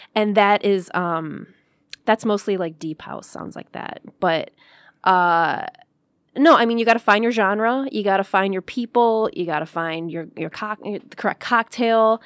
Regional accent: Clawson, Michigan, United States; I grew up in Clausen

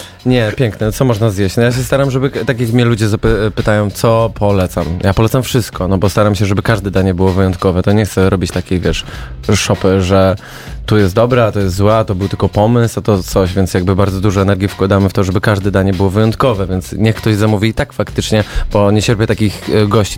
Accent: Zielona Góra, Lubusz Voivodeship, Poland; słyszałem, że zaciągam, chociaż jestem z Zielonej Góry

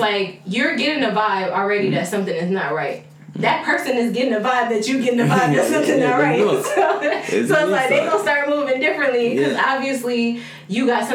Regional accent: California, United States; now in New York, United States; I'm from Cali

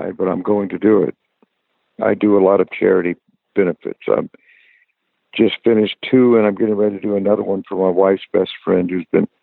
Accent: Tarpon Springs, Florida, United States; I'm from Tarpon Springs, Florida, which is right next to Tampa Bay, and that's where I'm at this afternoon

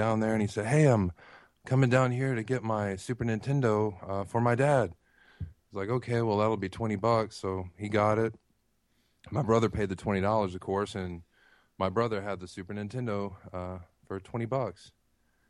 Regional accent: Texas, United States; now in Tennessee, United States; I live in Tennessee now, but I grew up in Texas

